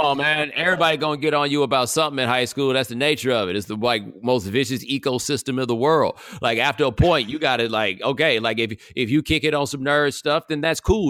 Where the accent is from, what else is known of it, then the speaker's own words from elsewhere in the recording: Houston, Texas, United States; I grew up over, like, Jones Road and Grant Road, not far from Willowbrook Mall